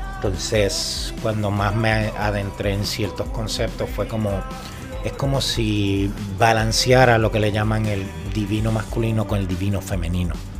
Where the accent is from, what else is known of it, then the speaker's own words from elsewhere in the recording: Moca, Puerto Rico; mi pueblo natal, que es Princesita Pan de Moca